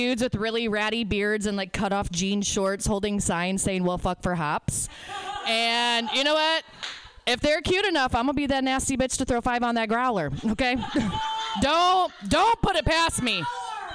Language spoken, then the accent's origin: English; northern Indiana, United States; also born or lived in Chicago; I am from Indiana. We are a red state. I live in a blue county. Yeah, northern Indiana